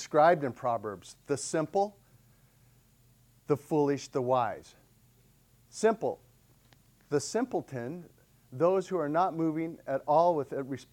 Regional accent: Sedona, Arizona, United States; I grew up in Sedona

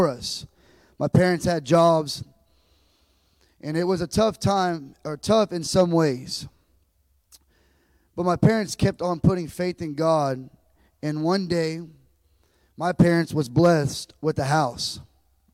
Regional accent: Lockhart, Texas, United States; also born or lived in Austin, Texas; I was born in Austin, Texas, and I lived all my life in a little town called Lockhart, Texas.

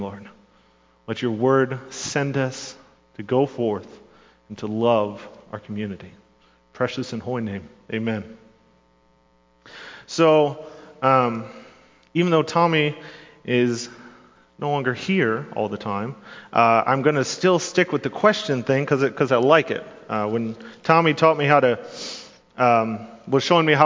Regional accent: Grand Rapids, Michigan, United States; I grew up in Grand Rapids, Michigan, or surrounding areas

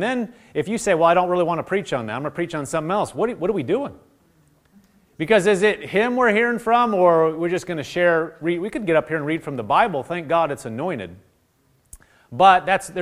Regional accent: Nebraska, United States; I grew up in Nebraska

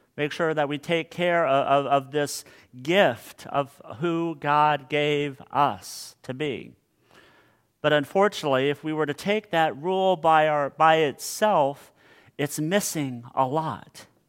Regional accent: Hutchinson, Kansas, United States; my hometown of Hutchinson, Kansas

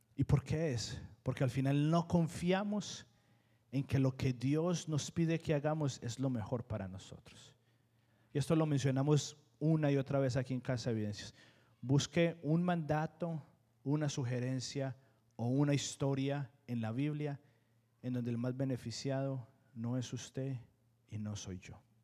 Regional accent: Colombia; now in United States; yo fui criado, no fui criado en Estados Unidos, fui criado en Colombia

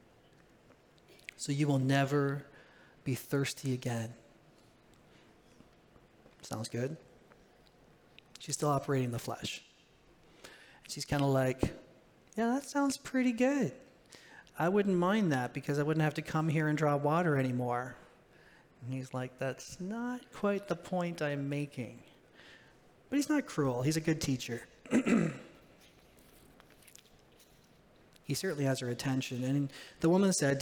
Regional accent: Ontario, Canada; moved away; I was born in Ontario.

